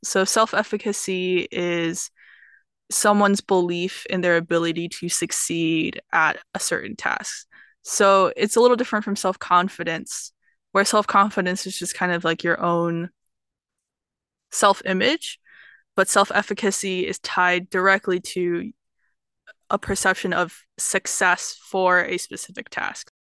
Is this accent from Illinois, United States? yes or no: no; Atlanta, Georgia, United States; I'm from Atlanta, Georgia